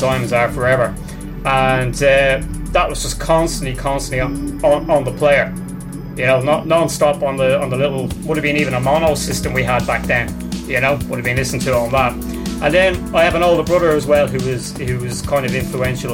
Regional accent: Ireland; also born or lived in England; when we came back over to Ireland

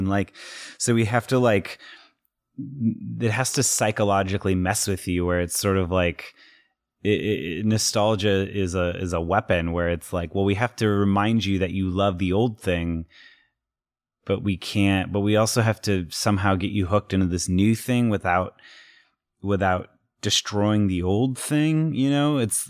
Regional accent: Utah, United States; my experience growing up in Utah. Are you Mormon? I would describe my parents as liberal Mormons

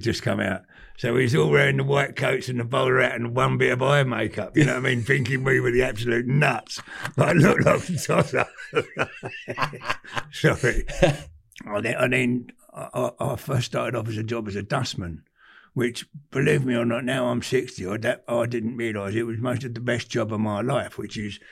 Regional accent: London, United Kingdom; I grew up in South London, in Forest Hill.

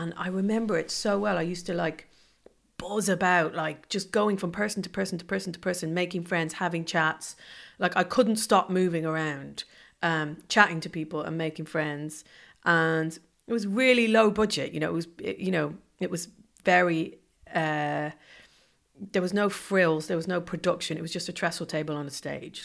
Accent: Ireland; moved away; growing up in Ireland

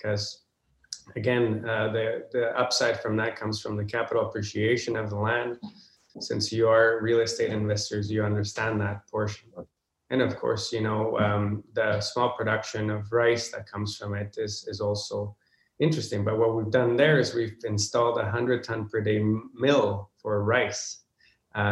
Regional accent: Guatemala; moved away as an adult; now in Vancouver, Canada; I do miss my home country, Guatemala.

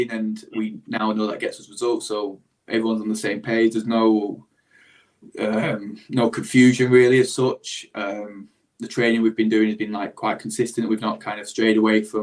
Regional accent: Blackburn, North West England, United Kingdom; I grew up in Blackburn

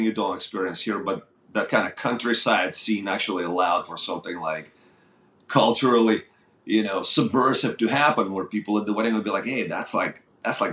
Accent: Boyarka, Kyiv Oblast, Ukraine; moved away; I grew up outside of Kiev in Boyarka. Yeah, my first 5 years I was there

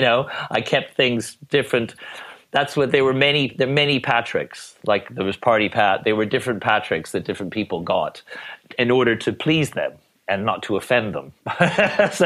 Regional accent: Edmonton, Alberta, Canada; moved away as an adult; also born or lived in Toronto / London; now in Ibiza, Spain; I moved from Edmonton to Toronto when I was 18

